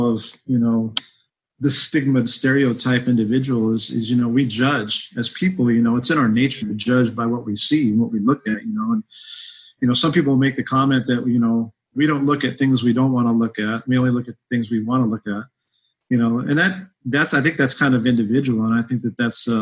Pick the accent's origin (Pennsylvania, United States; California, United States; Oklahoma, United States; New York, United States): California, United States; South El Monte; also born or lived in Hollywood, California / Sierra Nevada mountains near Yosemite, California; I was actually born in Hollywood, California. I grew up in South El Monte and Baza La Puente, my young childhood life there.